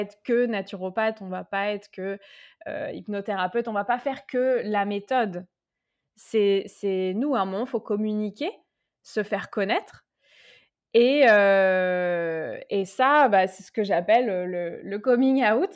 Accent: Tours, Centre-Val de Loire, France; moved away as an adult; j'ai trouvé un cabinet à Tours. Et puis, oui, donc je suis rentrée dans ma ville natale.

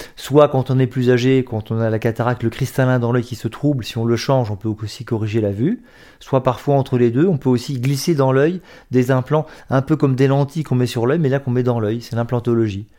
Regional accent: Metz, Grand Est, France; je suis né à Metz en 1963

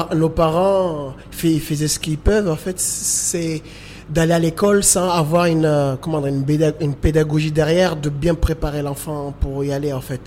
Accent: Moroni, Grande Comore, Comoros; je suis né euh, à Moroni, j'ai grandi à Moroni malgré tout.

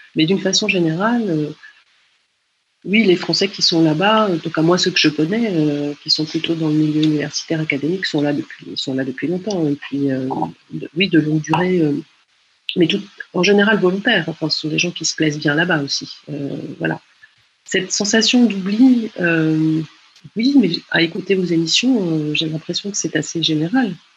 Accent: France; moved away as an adult; also born or lived in Chile; en tant que Française euh, au Chili

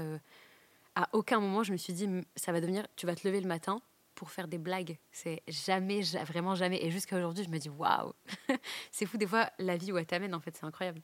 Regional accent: Douai, Hauts-de-France, France; j'ai grandi à Douai

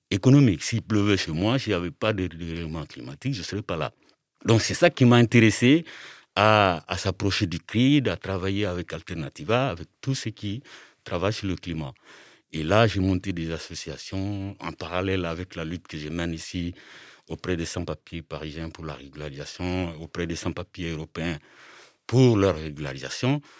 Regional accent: Mali; moved away as an adult; now in France; Alors moi, je suis originaire du Mali. Je suis en France depuis 27 ans. Et avant de partir du Mali, j'ai étudié jusqu'au bac. J'ai fait le bac au Mali en 86.

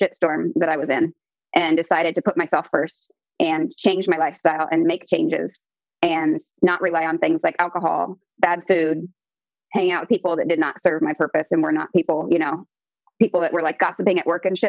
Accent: Columbus, Ohio, United States; moved away as an adult; now in San Jose, United States; I am from Columbus, Ohio originally.

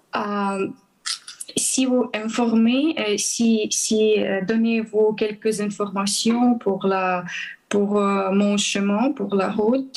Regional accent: Transcarpathia, western Ukraine, Zakarpattia Oblast, Ukraine; French is a second language; moved away as an adult; also born or lived in Kyiv, Ukraine; je suis ukrainienne, j'ai 32 ans, euh, je suis chrétien. je suis membre de l'Église évangélique baptiste depuis 17 ans. je suis née à l'ouest de l'Ukraine, dans les régions Transcarpathie

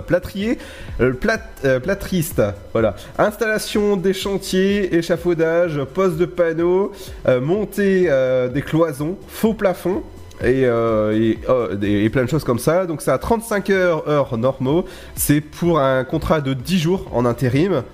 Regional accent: Brittany, France; je suis breton

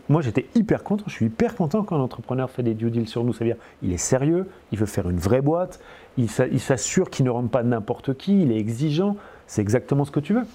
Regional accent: France; accent: French; j'ai accent français et je parle je suis français

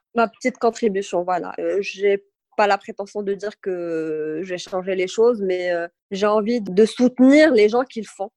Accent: Agadir, Souss-Massa, Morocco; also born or lived in Tafraout; je suis née, j'ai grandi à Kada et là, retour, aux sources

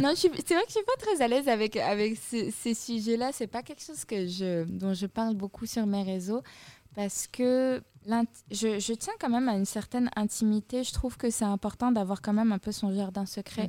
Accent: Fès, Fès-Meknès, Morocco; moved away; je suis rentrée chez moi à Fès

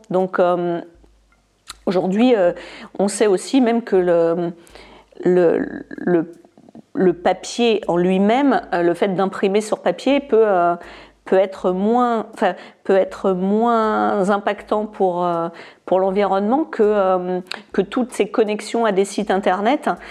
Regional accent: France; moved away as an adult; also born or lived in United Kingdom; J'ai quitté la France quand j'avais à peine 18 ans

